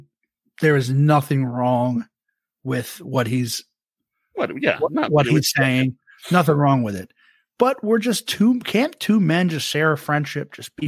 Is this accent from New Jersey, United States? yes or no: yes; outside Philadelphia, New Jersey, United States; I'm from Jersey, right outside of Philly